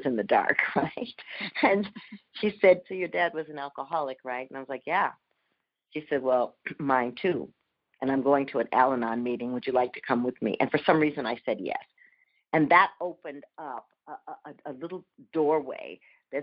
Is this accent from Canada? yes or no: no; Minneapolis, Minnesota, United States; I was born in Minneapolis